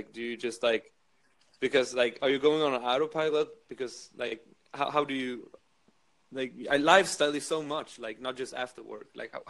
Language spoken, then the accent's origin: English; Sweden; now in Berlin, Germany; My lifestyle. I live in Berlin.